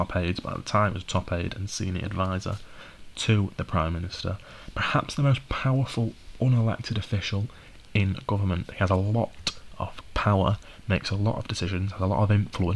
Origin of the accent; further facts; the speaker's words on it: the north of England, United Kingdom; I'm from the North, living not far from Manchester now and going to university in Manchester